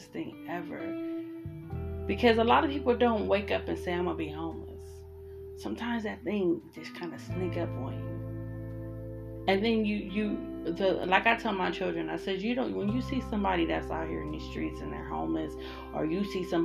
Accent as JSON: {"language": "English", "town": "Columbus", "region": "Ohio", "country": "United States", "moved": "as an adult", "lives_now": "Arizona, United States", "said": "I'm from Columbus, Ohio"}